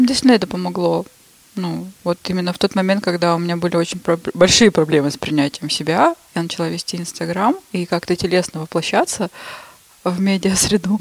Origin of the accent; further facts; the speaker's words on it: Shushenskoye, Krasnoyarsk Krai, Russia; moved away as an adult; also born or lived in Saint Petersburg; уехала я оттуда в Шушинское. Это мое родное село